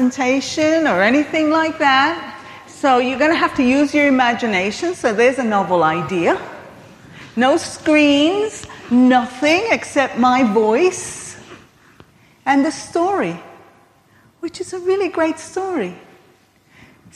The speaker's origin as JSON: {"language": "English", "country": "United States", "accent": "American", "moved": "as an adult", "lives_now": "United Kingdom", "said": "I have an accent. I'm American. But I've been living here for over 30 years"}